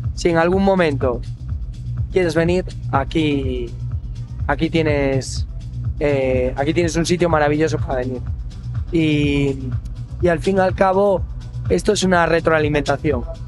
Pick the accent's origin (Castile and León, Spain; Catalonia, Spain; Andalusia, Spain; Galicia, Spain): Galicia, Spain; como buen gallego